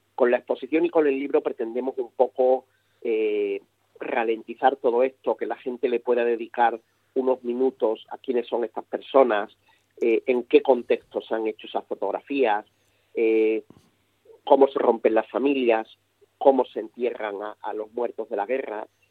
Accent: Spain; a nosotros como españoles

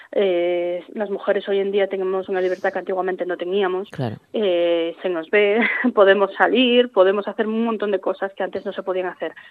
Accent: Tineo, Asturias, Spain; Yo soy de Tineo.

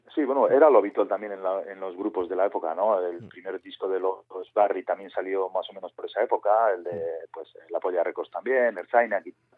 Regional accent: Urola Valley, Basque Country, Spain; nosotros somos del Valle del Urola, de un pueblo pequeñito

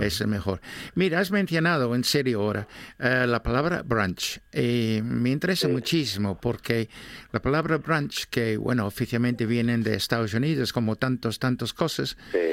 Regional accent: England, United Kingdom; Spanish is a second language; now in Oviedo, Spain; soy inglés

